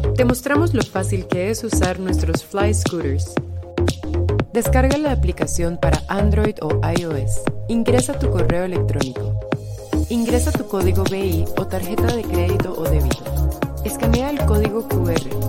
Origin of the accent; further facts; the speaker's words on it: Guatemala; nosotros como guatemaltecos